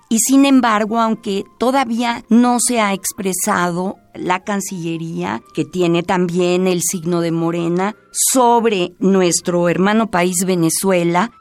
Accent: Mexico; como mexicana que soy

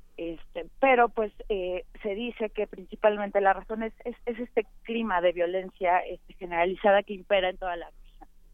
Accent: Mexico

